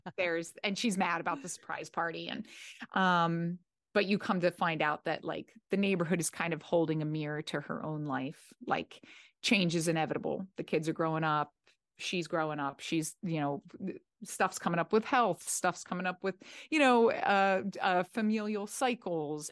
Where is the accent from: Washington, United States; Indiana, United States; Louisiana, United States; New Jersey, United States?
New Jersey, United States; now in Los Angeles, United States; I'm from South Jersey, but South Jersey is the, you know, North Jersey is more New York City and South Jersey is Philadelphia